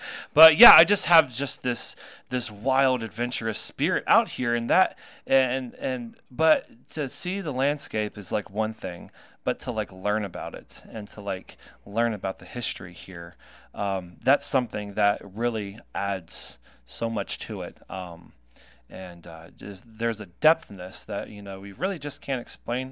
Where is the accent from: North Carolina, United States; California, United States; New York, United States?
North Carolina, United States; moved away; I'm from North Carolina. Uh, sometimes it comes through, sometimes it doesn't